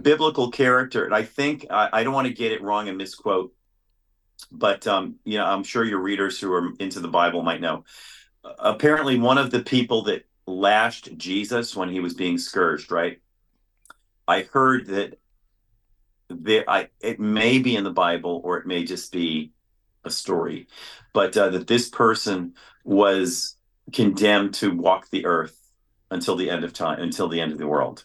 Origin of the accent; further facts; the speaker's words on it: New York City, New York, United States; I grew up in New York City